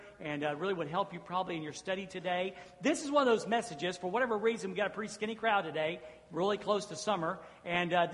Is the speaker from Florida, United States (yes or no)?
yes; Jacksonville, Florida, United States; I'm a Southerner. And I was born in Jacksonville, Florida. I was raised down south